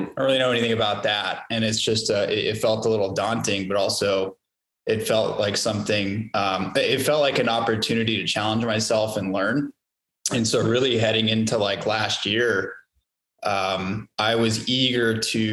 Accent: Roswell, New Mexico, United States; moved away as an adult; also born or lived in Lubbock, Texas / Dallas, Texas; now in Austin, United States; I'm actually originally from Roswell, New Mexico. That's where I grew up.

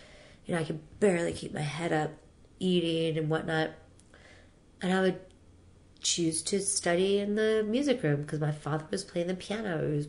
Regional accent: New Orleans, Louisiana, United States; I'm from New Orleans.

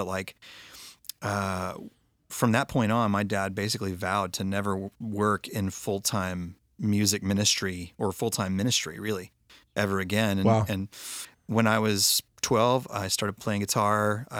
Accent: Texas, United States; you know, I grew up in Texas. My dad was a music minister, and it was the, you know, early 80s Southern Baptist church world.

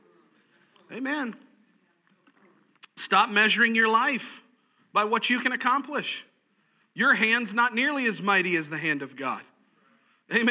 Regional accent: Gulf of Mexico, Gulf Coast, United States; moved away; I grew up on the Gulf of Mexico, which is very relaxed and calm.

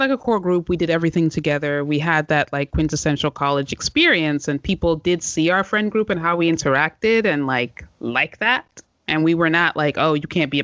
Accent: Washington, District of Columbia, United States; I'm from Chocolate City. Like, I'm from the D.C. area.

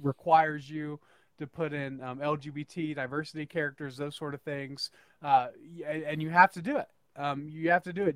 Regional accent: northern Idaho, United States; I am actually from uh, northern Idaho.

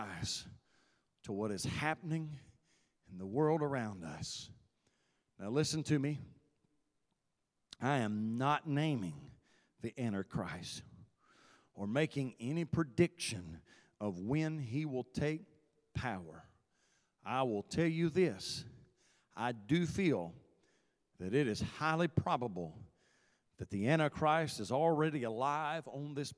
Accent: United States; my citizenship as an American

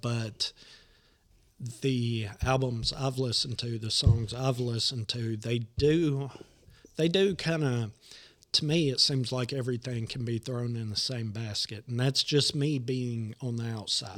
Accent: Nashville, Tennessee, United States; I'm born and raised in Nashville

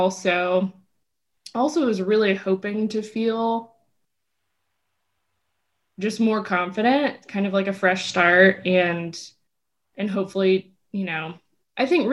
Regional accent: Texas, United States; moved away as an adult; also born or lived in South Carolina; growing up in Texas

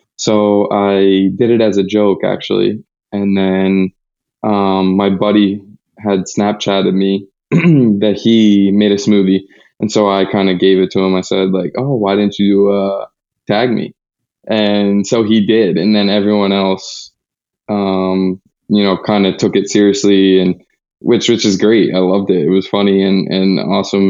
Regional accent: United States

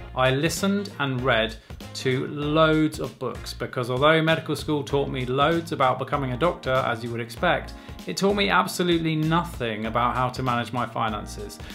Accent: England, United Kingdom; as English doctors

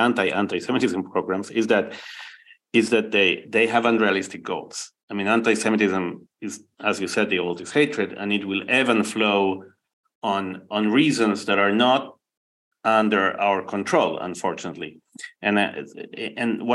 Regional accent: Argentina; accent: Argentinian; moved away; me with my Argentinian accent

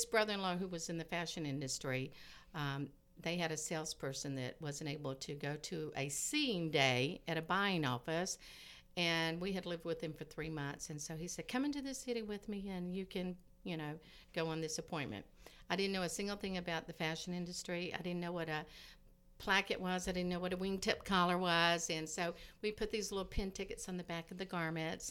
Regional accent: Perry, Georgia, United States; moved away as an adult; also born or lived in Nashville, Tennessee / New York City; now in Muncie, United States; I was born and raised in Perry, Georgia, which is a very small town south of Atlanta

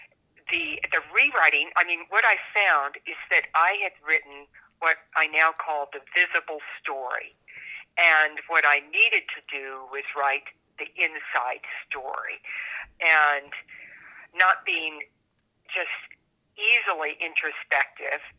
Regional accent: Northern California, United States; also born or lived in Washington, D.C. area; now in New Mexico, United States; I grew up in Northern California, but I spent a lot of time on the East Coast in the Washington, D.C. area

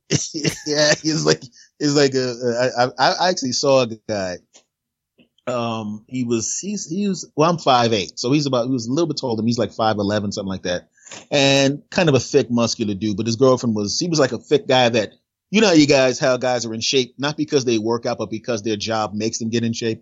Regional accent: Philadelphia, Pennsylvania, United States; moved away; originally, Philadelphia, Pennsylvania.

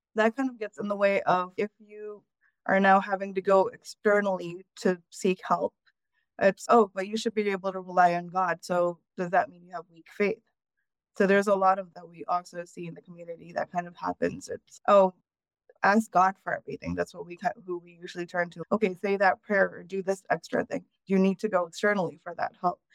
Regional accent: United States; I was born in the United States

